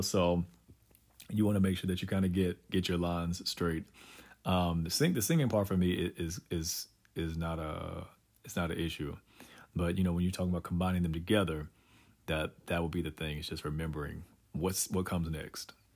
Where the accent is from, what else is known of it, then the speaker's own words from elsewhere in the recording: Durham, North Carolina, United States; North Carolina and, you know, Durham is, is home. And so it was, it was good for me growing up there